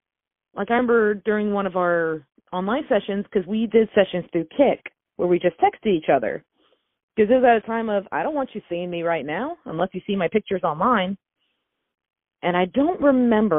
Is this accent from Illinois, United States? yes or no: no; North Georgia, United States; up in North Georgia, there's not a whole lot of fancy things. I think the fanciest thing we have in my hometown